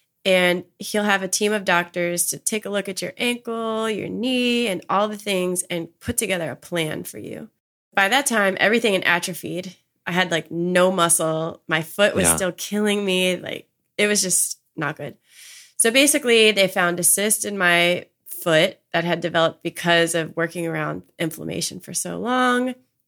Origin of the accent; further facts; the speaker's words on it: Maryland, United States; I'm from Maryland. So I was essentially home with my family.